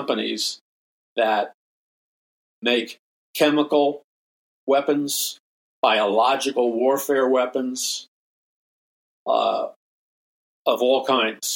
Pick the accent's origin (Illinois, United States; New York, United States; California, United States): New York, United States; New York City; I grew up in New York City